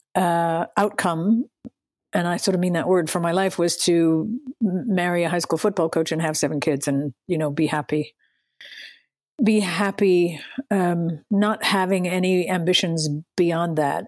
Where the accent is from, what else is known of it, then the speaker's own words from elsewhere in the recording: Western Pennsylvania, United States; I grew up in Western Pennsylvania